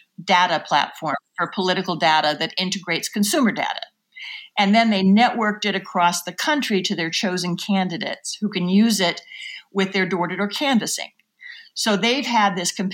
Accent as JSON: {"language": "English", "region": "Oklahoma", "country": "United States", "tie": "born or raised there", "moved": "as an adult", "said": "I grew up in Oklahoma and I came east to college"}